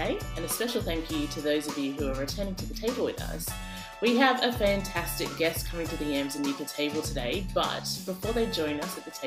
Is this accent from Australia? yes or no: yes; Australia; I grew up in Australia.